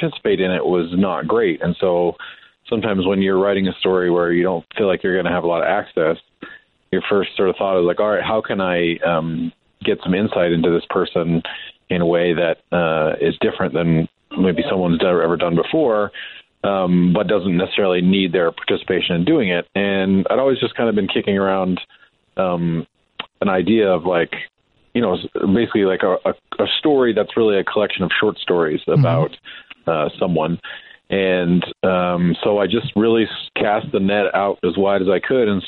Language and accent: English; Montana, United States; I was from Montana and I grew up there.